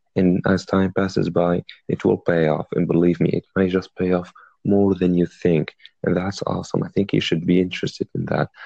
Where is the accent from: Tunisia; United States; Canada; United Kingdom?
Tunisia; I'm from Tunisia. It's a country in North Africa.